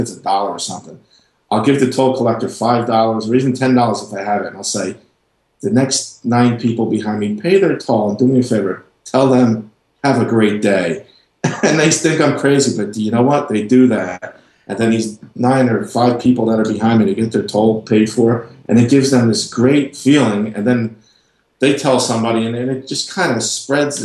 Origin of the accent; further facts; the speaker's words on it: New Jersey, United States; moved away as an adult; now in North Carolina, United States; I lived in New Jersey. I'm from New Jersey